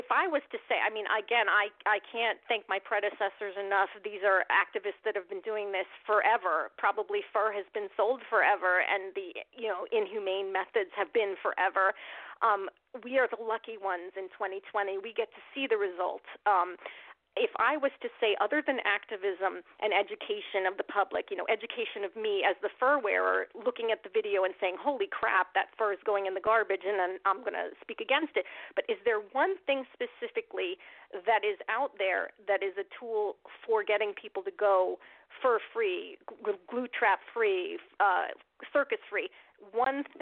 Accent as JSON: {"language": "English", "country": "United States", "said": "I'm Armenian American. I'm fifth generation on my mom's side, third on my dad's side. I'm as American as they come"}